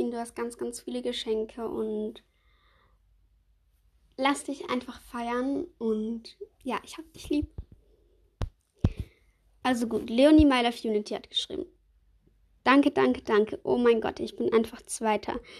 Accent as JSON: {"language": "German", "country": "Switzerland", "said": "Kommst du aus der Schweiz? Ja, ich komme aus der Schweiz."}